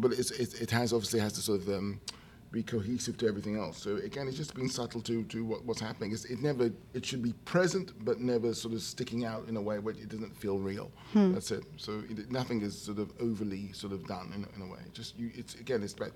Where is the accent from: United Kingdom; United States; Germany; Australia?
United Kingdom; being a British person, you know, grew up with radio